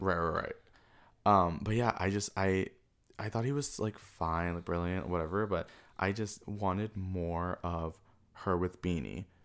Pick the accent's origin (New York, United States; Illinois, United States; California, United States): New York, United States; New York City; also born or lived in Burma; I grew up in Elmhurst in Queens